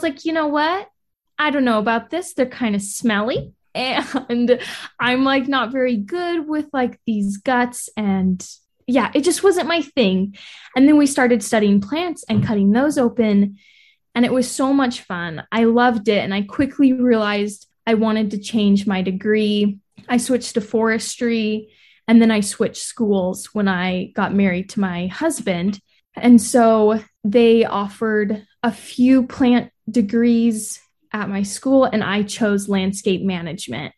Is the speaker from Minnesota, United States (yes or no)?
no; St. George, Utah, United States; I grew up in St. George